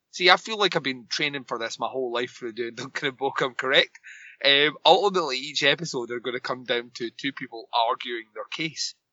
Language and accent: English; Scotland, United Kingdom; I'm Scottish.